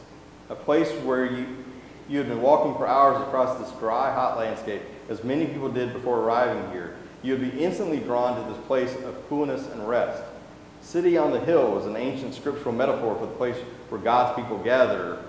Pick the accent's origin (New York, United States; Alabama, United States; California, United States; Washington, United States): Alabama, United States; now in Mississippi, United States; I'm from Alabama, and I live in Mississippi now